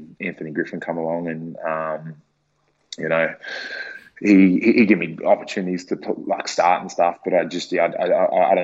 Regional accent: Port Macquarie, New South Wales, Australia; I was still a kid growing up in Port Macquarie

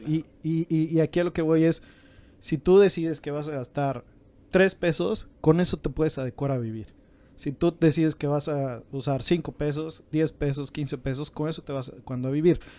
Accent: Mexico; como mexicanos

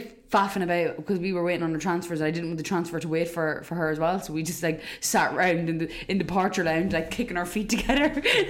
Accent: Dundalk, Leinster, Ireland; accent: Dundalk; my Dundalk accent

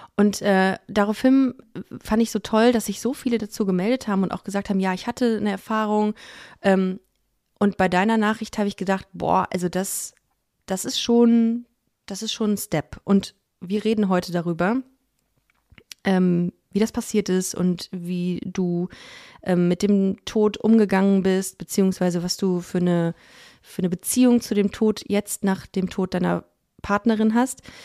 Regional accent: Düsseldorf, North Rhine-Westphalia, Germany; ich bin ja in Düsseldorf aufgewachsen

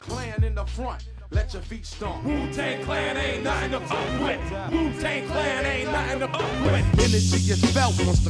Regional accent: Buganda, Uganda; English is a second language; Ugandan. I'm Ugandan, mm-hmm. And I come from Buganda Kingdom.

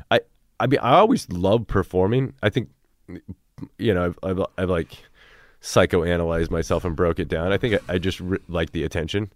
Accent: Cedar Rapids, Iowa, United States; I grew up in Cedar Rapids

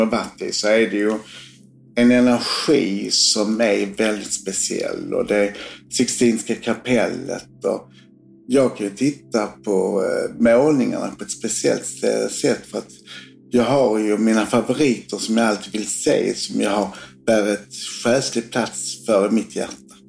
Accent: Sweden; Sverige där jag kommer ifrån

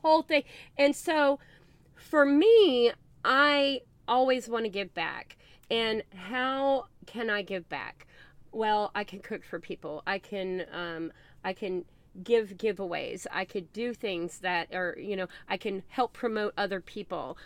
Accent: the South, United States; I am from the South

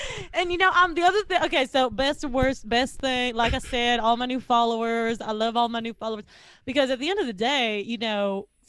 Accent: the South, United States; Because I'm from the South, right?

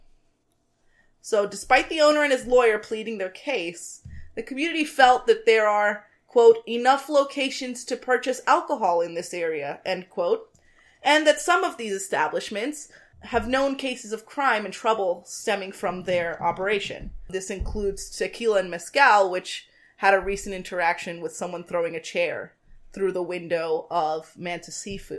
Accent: New York City, New York, United States; We are both native Bronxites

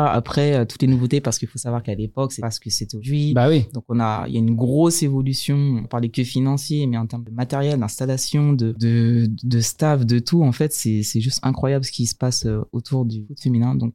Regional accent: Paris, Île-de-France, France; moved away; also born or lived in Clairefontaine / Montpellier / Lyon; Je suis parisienne de base. Et euh, bon, j'ai fait bon, Montpellier

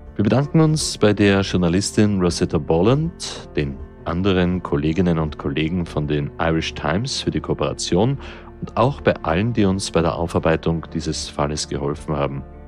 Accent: Austria; hier bei uns in Österreich

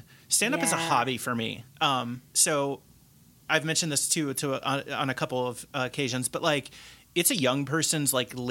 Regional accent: southeastern corner of Indiana, United States; moved away; also born or lived in Cincinnati, Ohio; back in my hometown area, which is in the southeastern corner of Indiana.

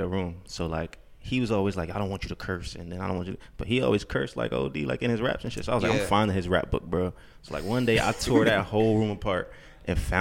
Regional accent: New York City, New York, United States; I'm from Harlem

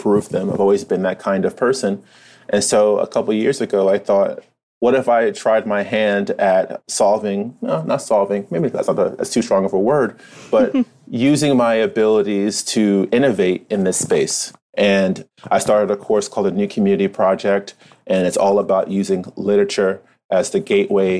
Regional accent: Irvington, New Jersey, United States; moved away as an adult; also born or lived in Newark, New Jersey / Philadelphia; now in New York City, United States; I was raised in Irvington, New Jersey

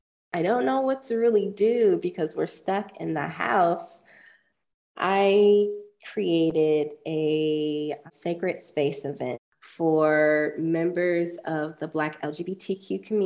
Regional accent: Ohio, United States; I feel like growing up in the countryside, because I was never cool enough to live in the city. After I was like 3, we moved to the suburbs.

